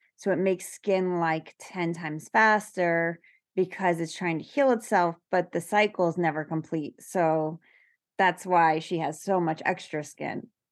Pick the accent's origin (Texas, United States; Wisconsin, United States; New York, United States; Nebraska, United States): New York, United States; I'm from New York